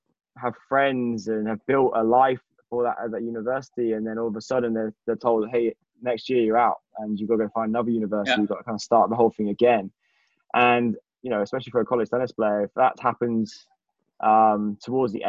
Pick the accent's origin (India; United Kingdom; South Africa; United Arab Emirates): United Kingdom; England; I'm from England